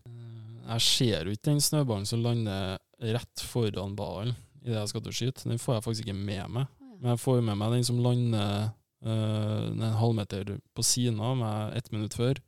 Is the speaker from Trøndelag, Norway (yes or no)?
yes; Trondheim, Trøndelag, Norway; moved away as an adult; also born or lived in Ålesund; now in Tromsø, Norway; da flytta vi til Byåsen. Mm. og der er jeg oppvokst